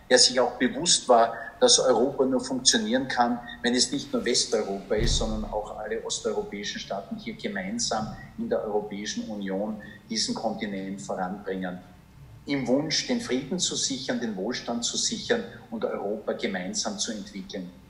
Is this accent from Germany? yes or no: no; Perchtoldsdorf, Lower Austria, Austria; meiner Identität als, ich sage jetzt einmal Berchtesdorf und Niederösterreicher, neben meiner Identität als Österreicher